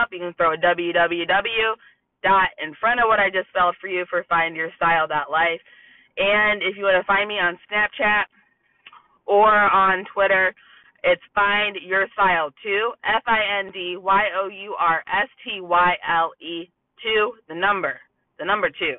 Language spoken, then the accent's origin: English; Toledo, Ohio, United States; I'm from Toledo, Ohio.